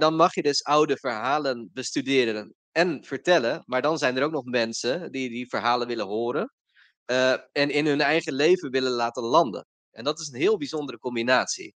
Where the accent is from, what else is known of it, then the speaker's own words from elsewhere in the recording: Rotterdam, South Holland, Netherlands; Ik kom uit Rotterdam